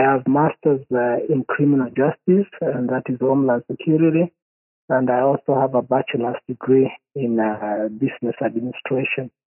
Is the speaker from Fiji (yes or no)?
no; Kenya; I'm originally from Kenya. My father uh, is from Kenya